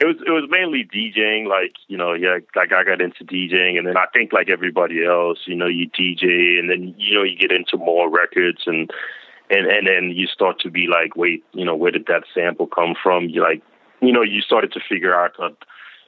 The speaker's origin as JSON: {"language": "English", "country": "Denmark", "tie": "born or raised there", "moved": "yes", "lives_now": "Queens, United States", "said": "I've been in Queens for a long time, but I grew up in Denmark overseas. Then I came here in like the early '90s"}